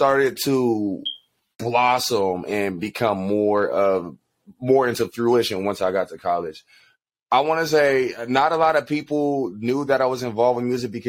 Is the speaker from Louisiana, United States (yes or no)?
no; Inglewood, California, United States; I am hailing from Inglewood, California. That's my hometown. That's where I was raised